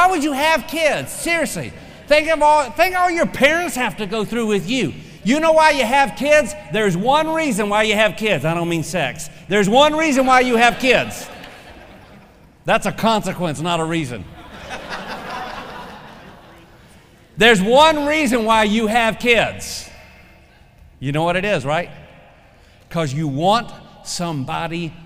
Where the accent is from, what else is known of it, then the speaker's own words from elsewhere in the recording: the South, United States; I'm a Southerner